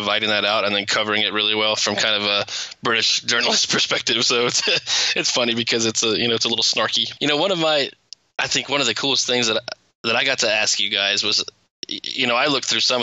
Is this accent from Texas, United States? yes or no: yes; Corpus Christi, Texas, United States; moved away as an adult; now in Plano, United States; I'm from a little town in South Texas, Corpus Christi.